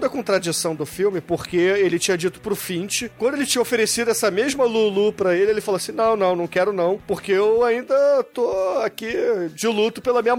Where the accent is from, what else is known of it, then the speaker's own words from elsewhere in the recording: United States; Eu sou dos Estados Unidos, eu não tenho jurisprudência não.